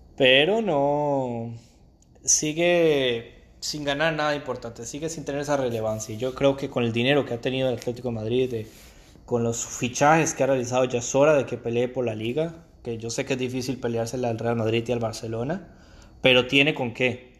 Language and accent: Spanish; Costa Rica; como decimos en mi país, Costa Rica